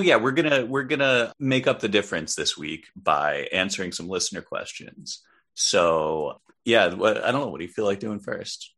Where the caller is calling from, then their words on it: New York City, New York, United States; I am calling in from Brooklyn, New York